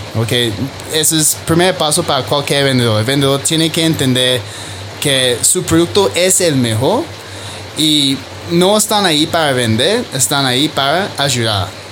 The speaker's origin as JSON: {"language": "Spanish", "country": "Australia", "also_born_or_lived": "Medellín, Colombia", "second_language": "Spanish", "moved": "as an adult", "lives_now": "Bogotá, Colombia", "said": "yo soy australiano, ¿ok? Llevo seis años aquí en Colombia"}